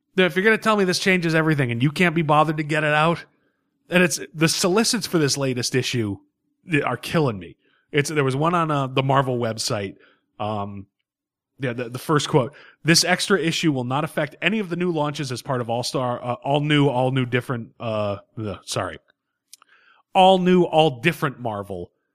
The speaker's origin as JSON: {"language": "English", "region": "New England", "country": "United States", "tie": "born or raised there", "said": "We were born and bred in New England."}